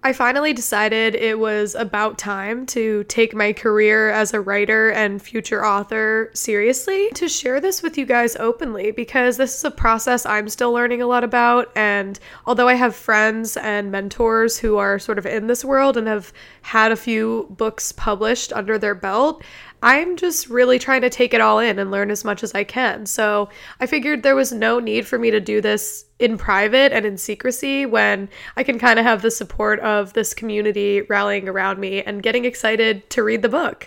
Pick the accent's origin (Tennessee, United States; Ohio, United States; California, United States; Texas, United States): Ohio, United States; my home state of Ohio